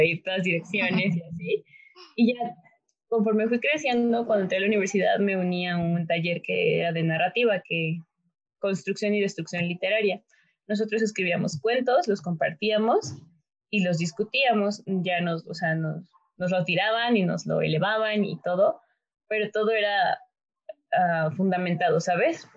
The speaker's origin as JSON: {"language": "Spanish", "country": "Mexico", "said": "yo soy de México, soy mexicana"}